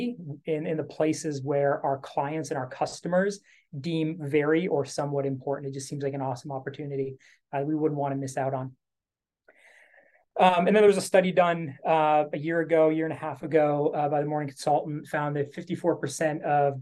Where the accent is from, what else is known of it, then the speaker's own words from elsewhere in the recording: Canada; I'm Canadian